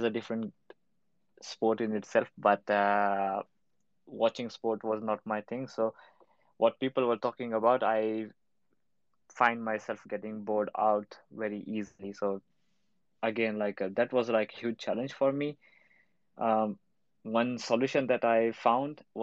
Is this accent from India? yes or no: yes; India; now in Berlin, Germany; I'm from India, currently working in Berlin.